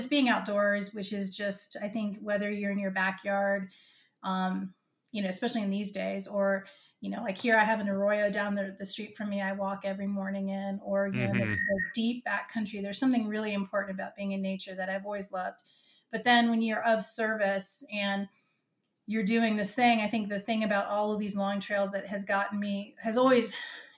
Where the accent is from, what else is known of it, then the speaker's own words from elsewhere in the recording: Virginia, United States; I grew up in Virginia